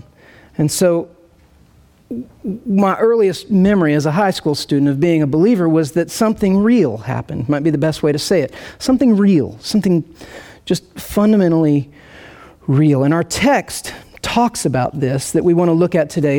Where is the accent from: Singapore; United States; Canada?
United States; rural Indiana; moved away as an adult; also born or lived in Nashville / St. Louis; now in Kansas City, United States; I grew up in rural Indiana, central Indiana